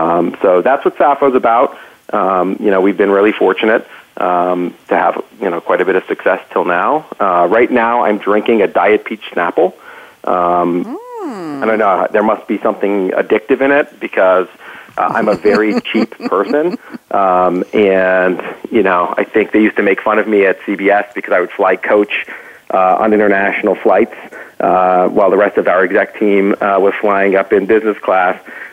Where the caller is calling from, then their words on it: Saratoga, California, United States; I am calling from the Bay Area. I am in Saratoga today.